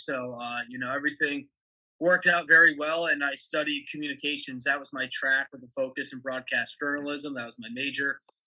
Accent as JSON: {"language": "English", "town": "Scranton", "region": "Pennsylvania", "country": "United States", "tie": "born or raised there", "also_born_or_lived": "Clifton, New Jersey / Philadelphia, Pennsylvania", "moved": "as an adult", "lives_now": "Delmarva Peninsula, United States", "said": "I was born in Clifton, New Jersey, which is about 15, 20 minutes outside of New York City. But then when I was 8, my family and I moved to Scranton, Pennsylvania"}